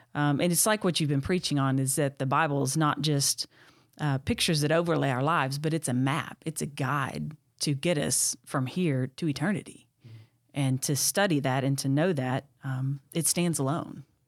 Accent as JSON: {"language": "English", "region": "Texas", "country": "United States", "tie": "born or raised there", "also_born_or_lived": "Tennessee", "moved": "as an adult", "said": "born and raised in Texas."}